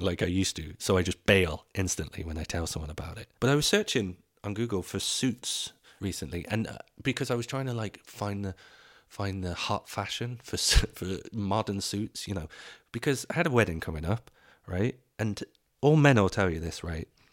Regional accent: England, United Kingdom; moved away as an adult; now in Dublin, Ireland; I grew up in Ireland, uh, in, in England

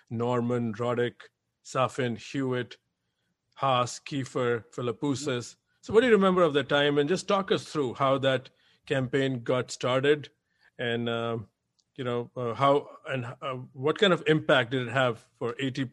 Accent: India; moved away; I come from India

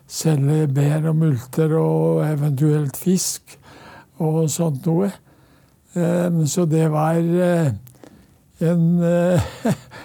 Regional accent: Norway; hjemme på Ton.

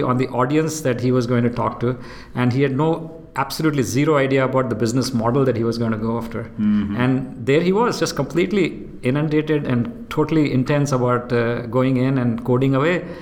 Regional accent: India; moved away as an adult; also born or lived in Austin, Texas, United States / Houston, United States; now in Singapore; I'm born and brought up in India, and I went to undergrad college in India

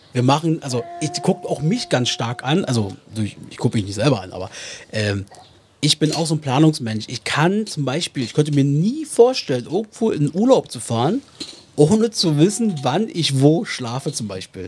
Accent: Germany; als Deutsche

